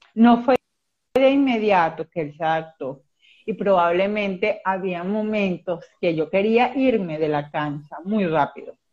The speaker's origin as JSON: {"language": "Spanish", "country": "Venezuela", "said": "soy de Venezuela"}